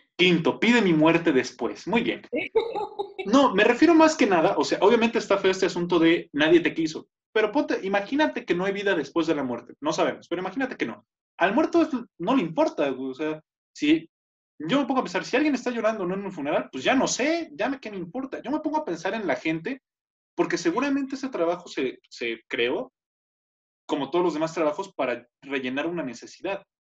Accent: Tenancingo, Mexico; moved away; en mi pueblo, en Tenen York, que era de héroes, era gerente de un banco, de los poquitos bancos que había ahí cuando yo estaba más joven

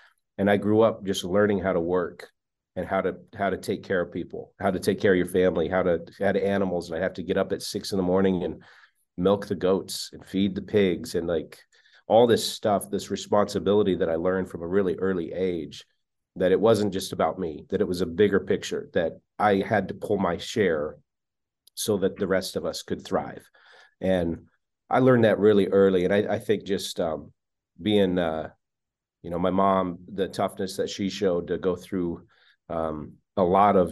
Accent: Wyoming, United States; moved away; I grew up in Wyoming

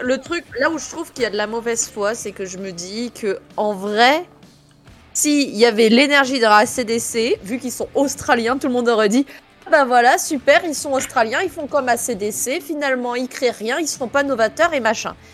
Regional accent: France; je suis française

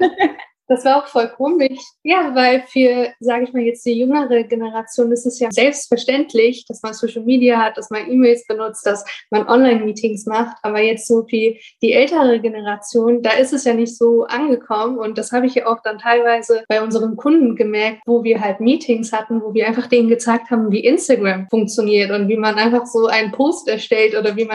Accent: Bonn, North Rhine-Westphalia, Germany; ich bin 24 Jahre alt, ich komme aus Bonn.

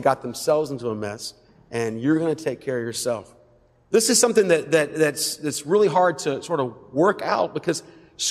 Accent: West Georgia, United States; I'm from West Georgia

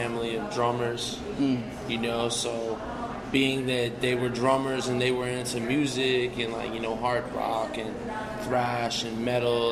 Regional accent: New Jersey, United States; born or raised there; also born or lived in Pittsburgh, Pennsylvania

